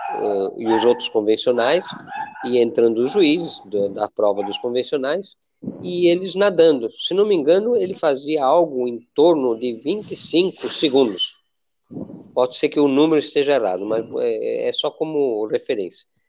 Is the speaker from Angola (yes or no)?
no; Spain; now in Brazil; eu sou espanhol